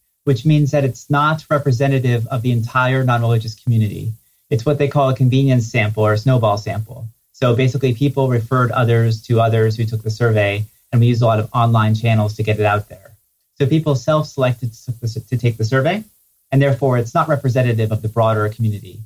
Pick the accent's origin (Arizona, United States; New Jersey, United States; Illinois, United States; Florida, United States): New Jersey, United States; I grew up in New Jersey, and it was not a very religious community.